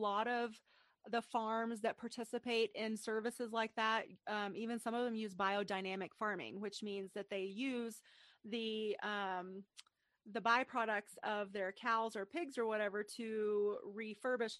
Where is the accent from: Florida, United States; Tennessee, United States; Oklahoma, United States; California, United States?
Tennessee, United States; East; I'm from East Tennessee, a very rural and agricultural place.